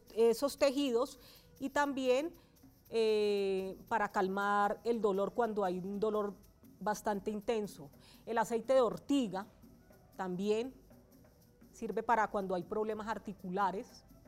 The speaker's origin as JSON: {"language": "Spanish", "region": "Valle del Cauca", "country": "Colombia", "tie": "born or raised there", "moved": "as an adult", "lives_now": "Bogotá, Colombia", "said": "soy oriunda del Valle del Cauca. Llego a la ciudad de Bogotá en el año 2009"}